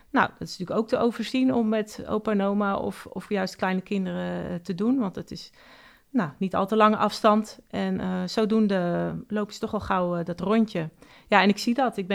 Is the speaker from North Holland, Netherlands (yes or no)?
yes; Oudeschild, North Holland, Netherlands; Ik kom uit Oude Schild.